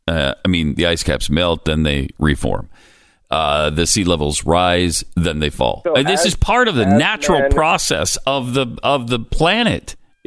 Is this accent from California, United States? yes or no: no; Montana, United States; I mean, I grew up in Montana.